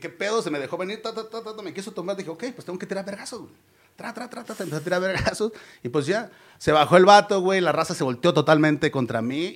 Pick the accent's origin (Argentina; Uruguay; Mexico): Mexico; Ciudad Constitución, Baja California Sur; moved away; somos de Ciudad Constitución, él también es de allá, güey. Él, yo me vine en el 99 para acá